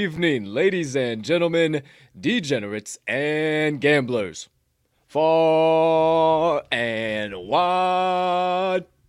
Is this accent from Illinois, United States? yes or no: yes; Southern Illinois, United States; I'm from Southern Illinois